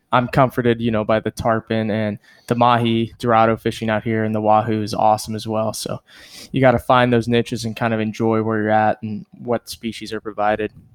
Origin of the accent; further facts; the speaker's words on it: Central South Texas, United States; moved away; I came from Central South Texas, and so growing up, everybody hunted